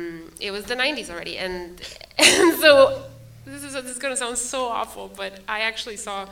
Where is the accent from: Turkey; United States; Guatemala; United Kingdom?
Guatemala; Growing up in Guatemala, you know, I was born in 82, end of 81.